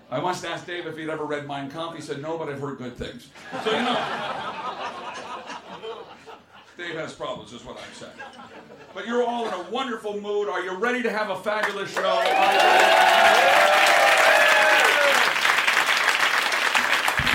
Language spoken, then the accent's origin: English; England, United Kingdom; I'm English